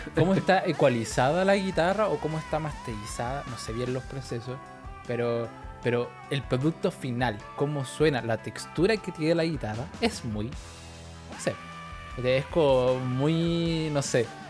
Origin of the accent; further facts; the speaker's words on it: Chile; por azar de la vida, por cosas del universo, soy chileno